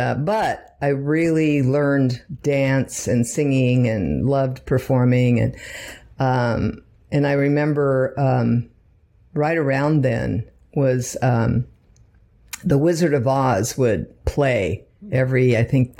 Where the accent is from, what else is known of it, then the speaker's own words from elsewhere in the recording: Redwood City, California, United States; moved away as an adult; also born or lived in Palo Alto, California; now in Los Angeles, United States; Born and raised in San Francisco Bay Area. Palo Alto Hospital, before it became Silicon Valley, grew up in, Redwood City